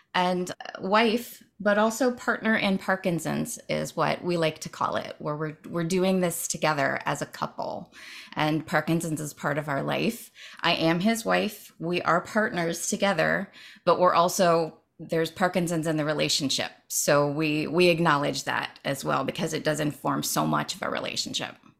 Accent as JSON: {"language": "English", "town": "Dayton", "region": "Ohio", "country": "United States", "tie": "born or raised there", "moved": "yes", "said": "I grew up in Dayton, Ohio"}